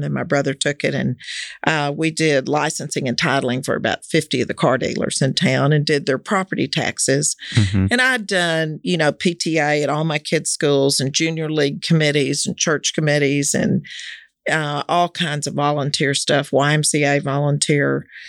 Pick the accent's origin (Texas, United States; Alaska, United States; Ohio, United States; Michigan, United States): Texas, United States; Fort Worth; Yeah, I grew up in Fort Worth. I was born here.